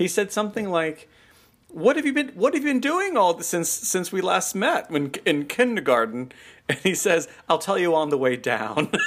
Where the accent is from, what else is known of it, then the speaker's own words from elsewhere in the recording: United States; as an American